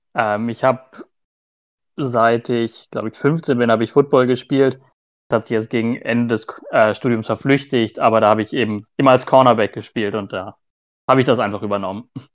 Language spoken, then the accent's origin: German; near Hanover, Lower Saxony, Germany; moved away as an adult; now in Nuremberg, Germany; Ich komme hier aus Nürnberg, beziehungsweise komme ich eigentlich aus der Nähe von Hannover, aber seitdem ich jetzt äh, studiert habe, wohne ich in der Nähe von Nürnberg